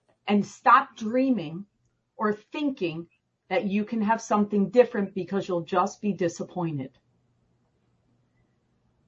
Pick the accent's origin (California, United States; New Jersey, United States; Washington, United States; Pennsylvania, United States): New Jersey, United States; Parsippany; moved away as an adult; now in Arizona, United States; I grew up in New Jersey